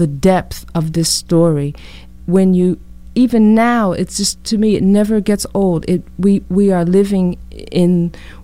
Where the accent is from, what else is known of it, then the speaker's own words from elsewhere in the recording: United States; also born or lived in London / New York; now in Kingston, United States; I'm American